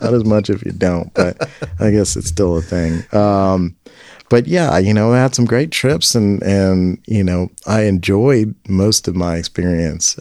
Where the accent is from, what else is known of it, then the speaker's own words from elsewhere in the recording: Memphis, Tennessee, United States; moved away as an adult; I grew up in Memphis